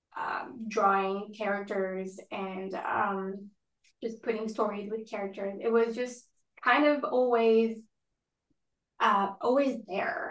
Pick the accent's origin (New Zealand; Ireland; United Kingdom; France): France; moved away; I grew up in France